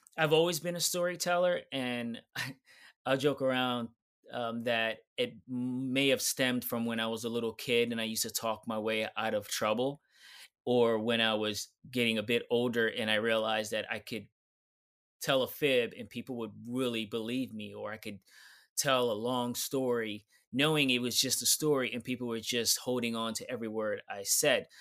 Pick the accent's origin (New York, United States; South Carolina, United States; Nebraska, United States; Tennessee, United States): New York, United States; New York City; I'm from New York City